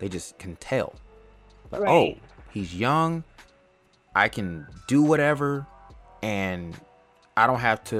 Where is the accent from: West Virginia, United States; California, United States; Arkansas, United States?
California, United States; Los Angeles; moved away; also born or lived in Atlanta, Georgia; I was born and raised in California, L.A.